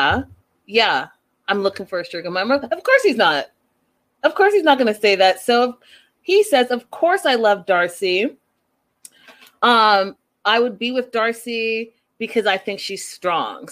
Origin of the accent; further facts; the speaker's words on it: Canada; I'm from Canada